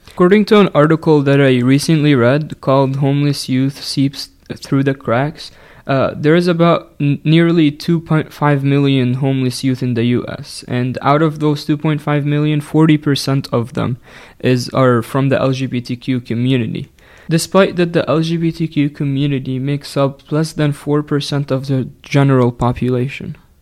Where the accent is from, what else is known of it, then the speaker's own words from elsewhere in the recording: Egypt; English is a second language; moved away; I'm originally from Egypt